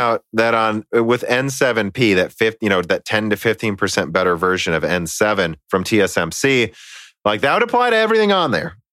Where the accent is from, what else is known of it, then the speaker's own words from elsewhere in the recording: United States; I'm an American